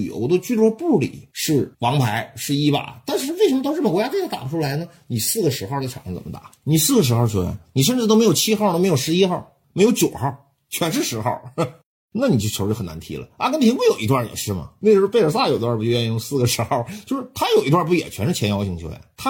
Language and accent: Chinese; China; 我们中国人